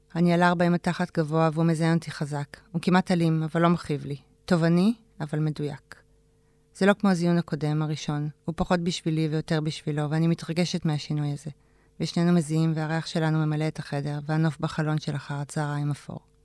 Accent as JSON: {"language": "Hebrew", "town": "Ramat HaSharon", "region": "Tel Aviv District", "country": "Israel", "tie": "born or raised there", "said": "גדלתי ברמת השרון, בשכונה שנקראת, אה, נווה רום"}